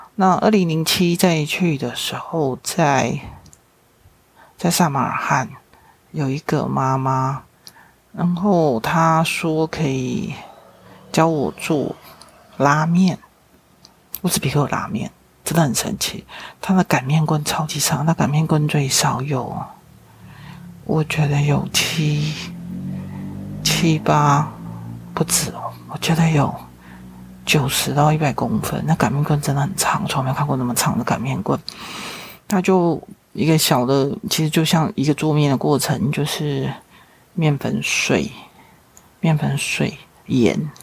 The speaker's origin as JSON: {"language": "Chinese", "country": "Taiwan", "said": "是台湾来的"}